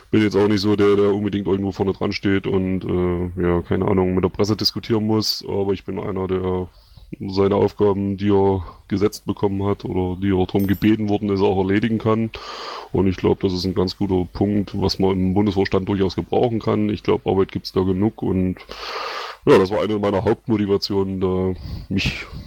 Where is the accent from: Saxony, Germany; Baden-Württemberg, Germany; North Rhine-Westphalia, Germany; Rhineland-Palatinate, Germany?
Saxony, Germany; Zwickau; moved away as an adult; now in Bavaria, Germany; ich bin ursprünglich auch in Sachsen geboren, komme aus dem wunderschönen Zwickau, bin aber dann ja, irgendwann nach Bayern ausgewandert, weil ich einen Job brauchte